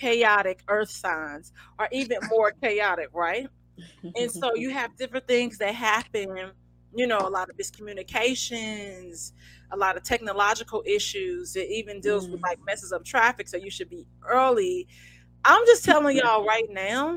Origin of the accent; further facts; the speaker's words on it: St. Louis, Missouri, United States; I'm from St. Louis